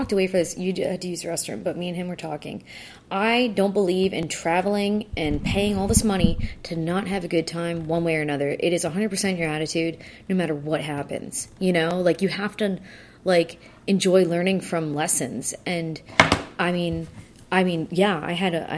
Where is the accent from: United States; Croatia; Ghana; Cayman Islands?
United States; South Florida; we're from South Florida